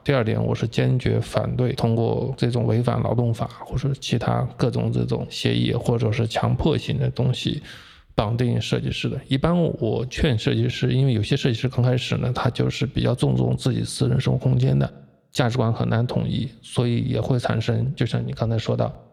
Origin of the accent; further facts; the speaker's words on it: Jiangsu-Zhejiang area, Jiangsu and Zhejiang, China; 在我们江浙这边